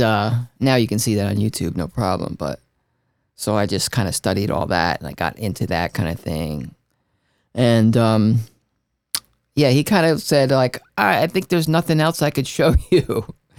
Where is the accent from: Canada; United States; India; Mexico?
United States; Newark, New Jersey; I'm from Newark, New Jersey, eh, so it was like a melting pot of, like, Italians and Puerto Ricans